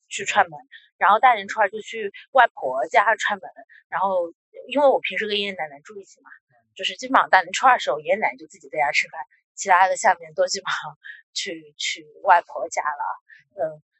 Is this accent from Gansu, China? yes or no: no; a small town in Jiangsu, China; moved away; 我的老家是江苏那边的一个小镇